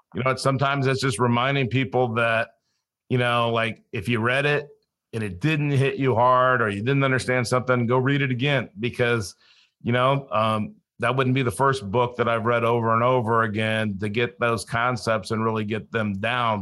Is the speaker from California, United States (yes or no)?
yes; Los Angeles, California, United States; also born or lived in Colorado / South Dakota; now in Florida, United States; I grew up in Los Angeles, so I didn't grow up a hunter or an outdoorsman